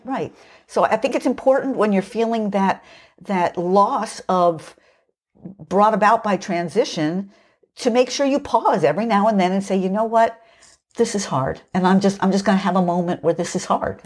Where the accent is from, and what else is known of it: United States